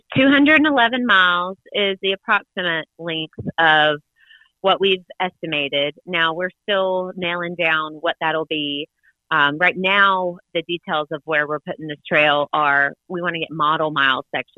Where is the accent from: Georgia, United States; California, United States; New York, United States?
Georgia, United States; Sandersville; I'm from Sandersville, a really small town nearby, and have this big idea to, in my mind, to revive our small town and many other small towns like ours by bringing a trail through it.